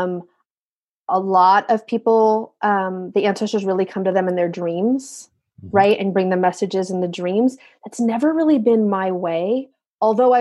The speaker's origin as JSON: {"language": "English", "region": "California", "country": "United States", "tie": "born or raised there", "said": "I grew up in California, where they've also had awful fires"}